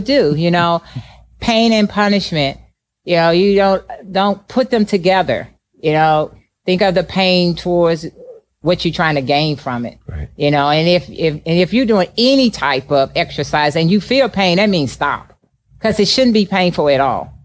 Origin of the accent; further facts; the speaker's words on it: East St. Louis, Illinois, United States; moved away as an adult; also born or lived in California; growing up in East St. Louis